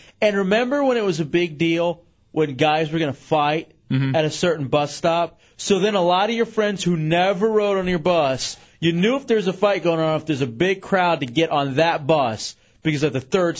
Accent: Dallas, Texas, United States; growing up in Dallas

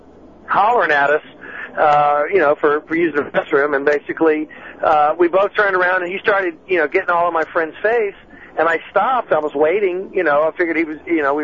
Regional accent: Baton Rouge, Louisiana, United States; also born or lived in New Orleans; I grew up in Baton Rouge

